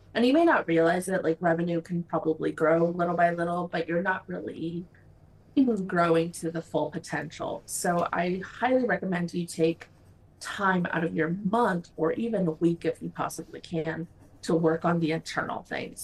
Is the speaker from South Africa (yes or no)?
no; Mexico; moved away as an adult; now in United States; I'm originally from Mexico, uh, came to the US for college